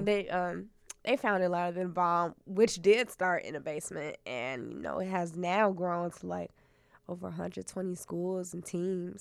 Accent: Chicago, Illinois, United States; I'm a poet from Chicago, yeah. from the South Side, like South South Side

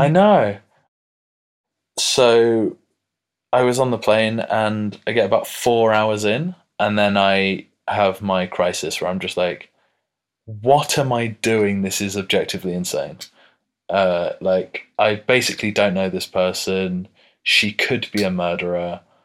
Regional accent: United Kingdom; we're British

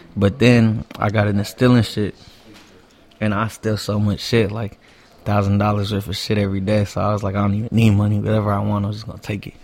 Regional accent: Los Angeles, California, United States; also born or lived in Hawthorne, California; I pretty much grew up in East Hollywood my whole life

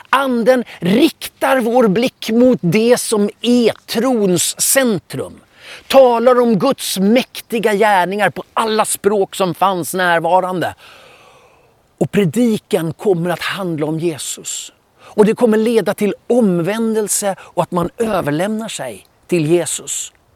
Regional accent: Stockholm, Stockholm County, Sweden; Jag är uppvuxen i Filadelfiakyrkan i Stockholm

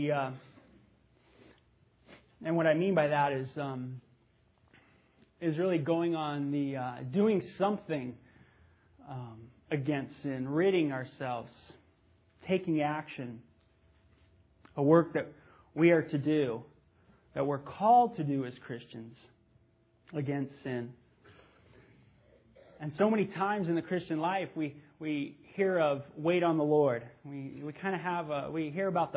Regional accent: Los Angeles, California, United States; I grew up in the San Fernando Valley in the 70s

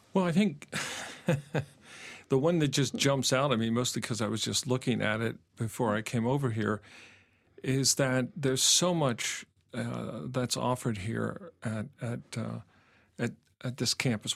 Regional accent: Pennsylvania, United States; moved away as an adult; also born or lived in Indiana; I'm, I'm from Pennsylvania originally

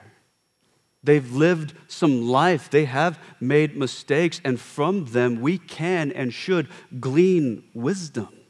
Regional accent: United States; we as an American culture, we don't really reverence our elders

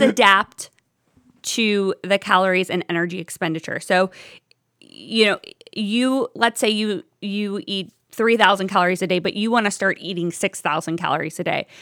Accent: Toledo, Ohio, United States; moved away as an adult; also born or lived in Oxford, Ohio; now in Cleveland, United States; I'm originally from Toledo

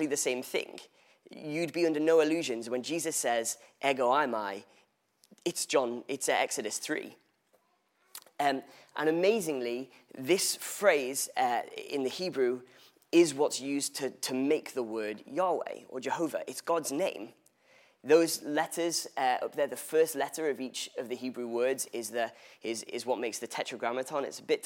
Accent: England, United Kingdom; I was born in England, which would make me English. Oh my days. For the record, I refer to myself as Welsh, to Welsh parents

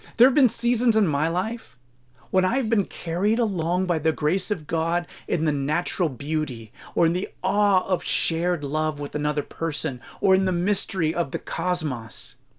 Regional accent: United States; American Christian readers

